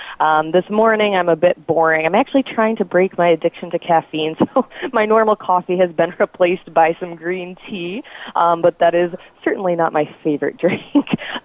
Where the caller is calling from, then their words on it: Chicago, Illinois, United States; I'm calling in from Chicago, Illinois.